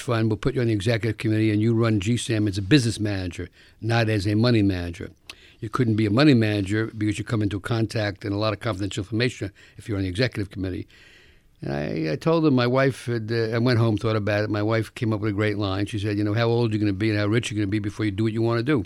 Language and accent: English; New York City, New York, United States; I grew up in the South Bronx